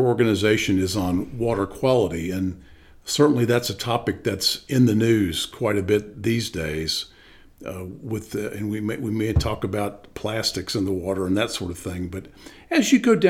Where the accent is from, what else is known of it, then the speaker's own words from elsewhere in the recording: Cincinnati, Ohio, United States; now in Nashville, United States; as a kid growing up in Cincinnati.